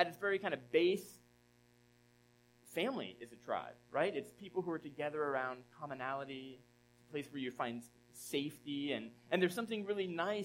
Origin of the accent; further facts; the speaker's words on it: Southeast, United States; now in Philadelphia area, United States; I grew up in the Southeast, or spent a number of years in the Southeast.